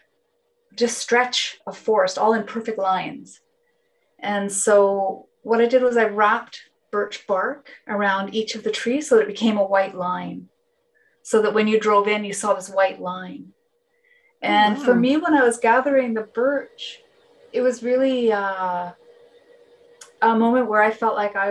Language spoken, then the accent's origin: English; West Coast, near Salt Spring Island, British Columbia, Canada; first language Finnish; English is a second language; also born or lived in North Vancouver; I grew up on the West Coast, I grew up not very far from here.